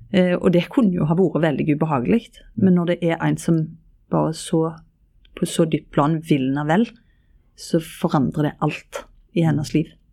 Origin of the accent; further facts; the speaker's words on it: Ryfylke, Rogaland, Norway; i Ryfylke, der jeg er ifra